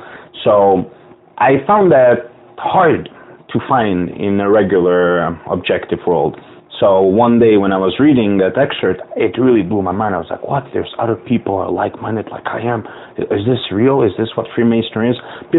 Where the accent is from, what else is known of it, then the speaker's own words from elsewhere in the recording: Bosnia & Herzegovina; also born or lived in West Europe; now in United States; Well, one thing that really got to my liking is, now, I grew up throughout West Europe. I'm originally from Bosnia. And unfortunately, due to the war, I was ethnically cleansed.